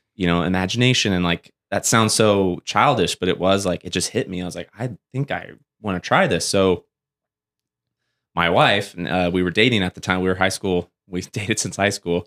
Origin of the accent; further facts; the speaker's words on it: Springville, California, United States; also born or lived in Porterville, California; I grew up in Springville, uh, California, which is above Porterville, Visalia area